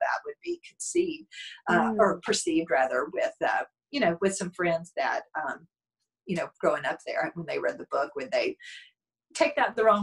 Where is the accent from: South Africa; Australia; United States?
United States; Bledsoe County, Tennessee; moved away; my parents still live in where I grew up in Bledsoe County in Tennessee